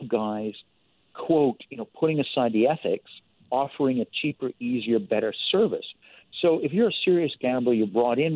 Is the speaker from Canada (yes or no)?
yes; Canada; as a Canadian